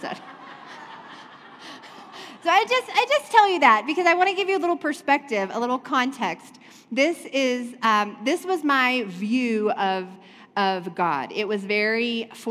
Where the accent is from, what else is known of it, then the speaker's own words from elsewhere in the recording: North Carolina, United States; I was raised in the South. I'm from North Carolina